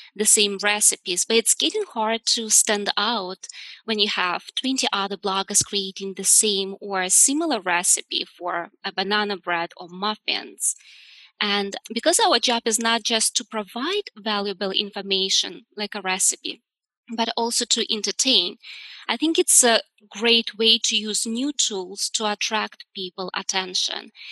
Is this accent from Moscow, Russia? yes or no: no; Udmurtia, Russia; moved away; originally I'm from Russia and we have an area, it's called Udmurtia.